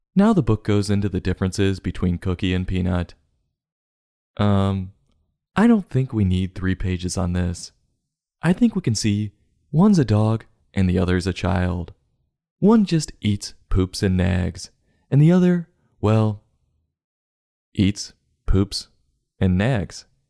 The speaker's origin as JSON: {"language": "English", "town": "New York City", "region": "New York", "country": "United States", "said": "I'm from New York."}